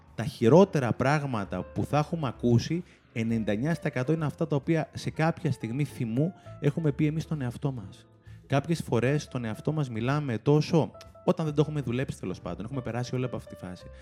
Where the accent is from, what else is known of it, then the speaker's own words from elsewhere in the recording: Greece; Είμαι πολύ φανατικό Έλληνα εγώ.